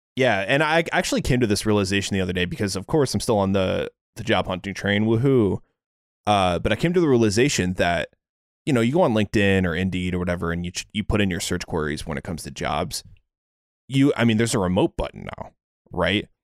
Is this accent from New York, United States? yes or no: no; Seattle, Washington, United States; I'm from Seattle